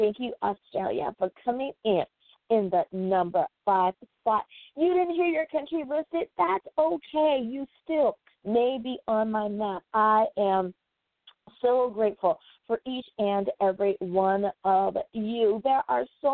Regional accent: United States; my home country of the USA

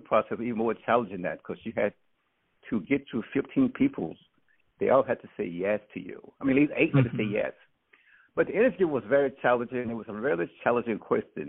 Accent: McCool, Mississippi, United States; I was born like in the South Mississippi, McCool, Mississippi

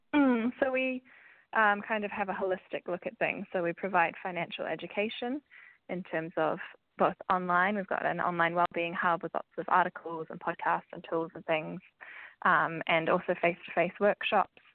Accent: New Zealand; moved away as an adult; now in United Kingdom; as you might be able to tell from my accent, I am from New Zealand. So, I've moved to the UK last year

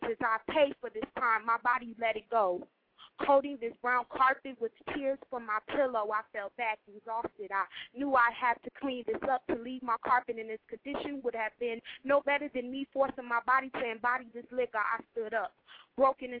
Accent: Chicago, Illinois, United States; I'm from Chicago

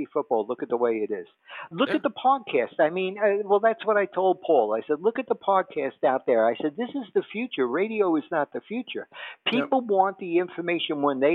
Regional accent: New York, United States; I am a New Yorker true and blue

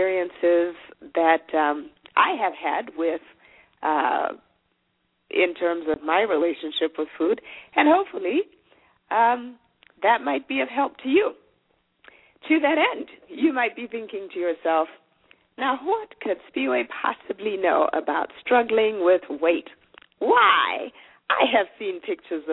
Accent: Zimbabwe; first language Shona; English is a second language; moved away as an adult; now in United States; I'm originally from Zimbabwe. I was born there

